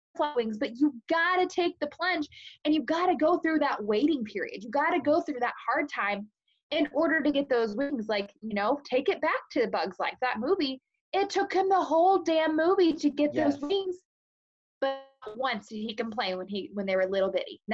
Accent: Casey, Illinois, United States; born or raised there; now in Greenup, United States

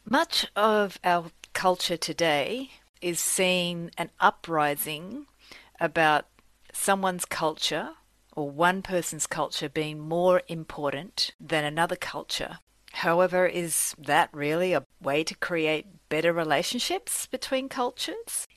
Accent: Australia; moved away; I grew up in Australia from parents who were immigrants from Sicily

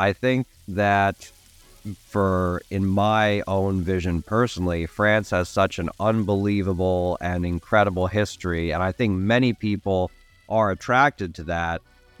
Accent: Oregon, United States; accent: Oregonian; I think they just didn't want me to chop up their beautiful language with my horrendous Oregonian accent.

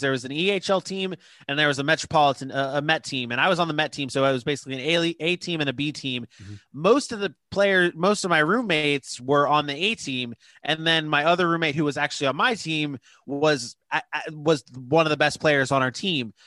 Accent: Jacksonville, Florida, United States; also born or lived in Fort Lauderdale, Florida; I moved up to Jacksonville when I was like seven and started playing travel hockey up here

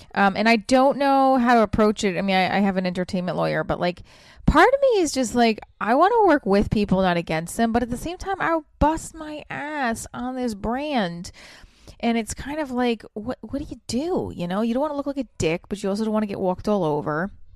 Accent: New Jersey, United States; I'm from Jersey

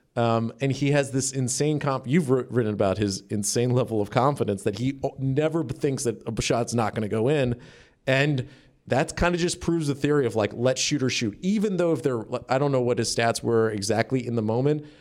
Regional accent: Maryland, United States; I grew up in Maryland.

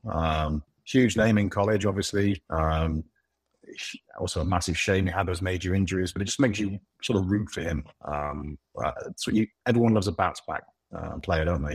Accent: United Kingdom; I'm British

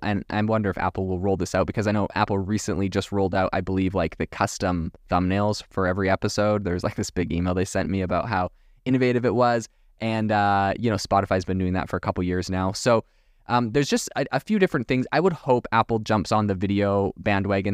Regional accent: Canada; moved away; also born or lived in France; I'm from Canada originally, did not learn French in Canada, so I do not have a French Canadian accent.

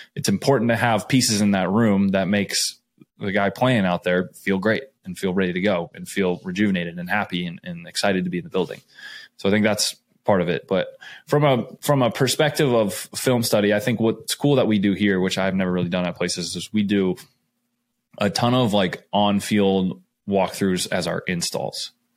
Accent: Scottsdale, Arizona, United States; moved away; I am a kid from Scottsdale, Arizona. I grew up there.

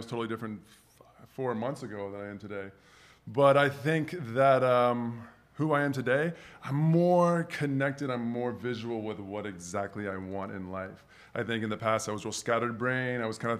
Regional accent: Atlanta, Georgia, United States; now in Los Angeles, United States; I grew up in Atlanta, Georgia. Mm-hmm. So put my roots there.

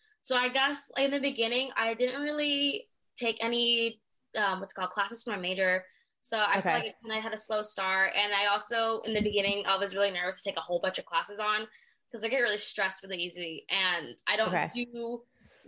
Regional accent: near San Bernardino County, Southern California, United States; I am from SoCal near San Bernardino County

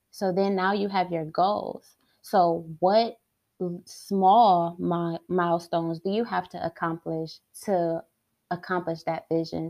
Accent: Detroit, Michigan, United States; I was born and raised in Detroit.

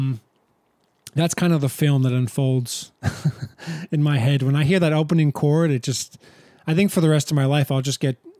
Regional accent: Ramsey, New Jersey, United States; moved away as an adult; now in Turin, Italy; We both were born and raised in Ramsey, New Jersey, in Bergen County of New Jersey.

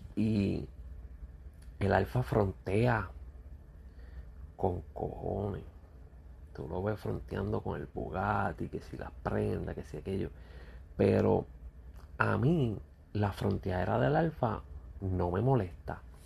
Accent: Puerto Rico; yo como puertorriqueño

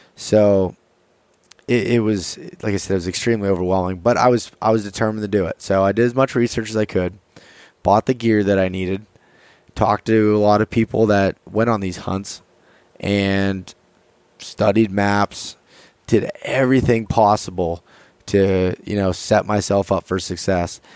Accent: north central Pennsylvania, United States; I am from Pennsylvania, from a very small town in north central Pennsylvania. I grew up there my whole life

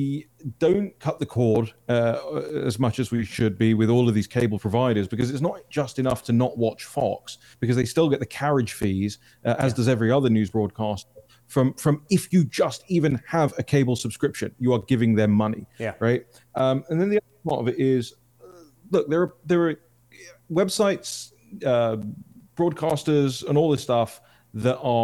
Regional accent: London, United Kingdom; I'm from London

